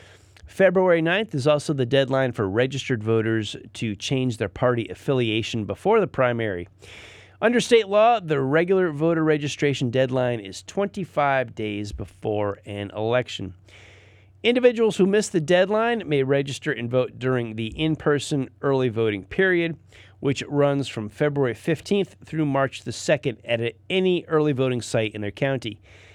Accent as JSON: {"language": "English", "region": "Northeast", "country": "United States", "tie": "born or raised there", "moved": "yes", "lives_now": "Lake Norman area, North Carolina, United States", "said": "I grew up in the Northeast as well"}